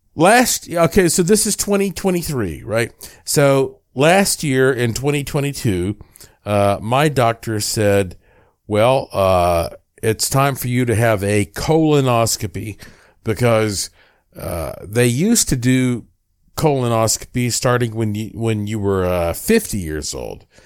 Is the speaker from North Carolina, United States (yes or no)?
yes; Asheville, North Carolina, United States; I was born in Asheville, North Carolina.